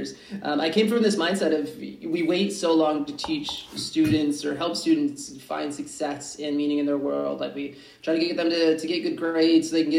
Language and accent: English; Michigan, United States; my home state of Michigan